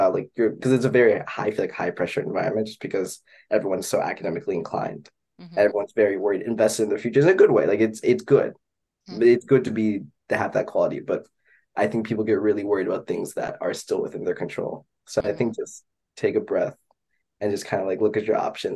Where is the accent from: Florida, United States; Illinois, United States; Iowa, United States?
Illinois, United States; Champaign; we're from Champaign, Illinois